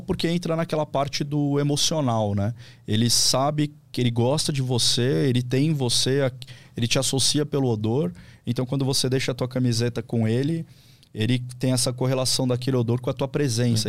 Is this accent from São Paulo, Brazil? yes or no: yes; São Paulo, Brazil; moved away as an adult; also born or lived in Vale do Paraíba / Cruzeiro; eu sou de São Paulo, morei a vida toda, fui para lá por causa do, do concurso público